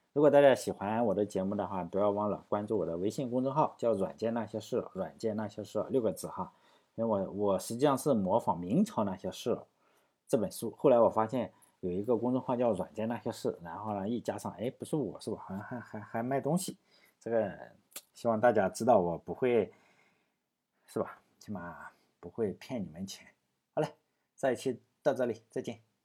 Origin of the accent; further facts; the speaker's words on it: Laiwu, Shandong, China; 因为我老家在这里嘛，我去过好多地方的齐长城，就是在山东境内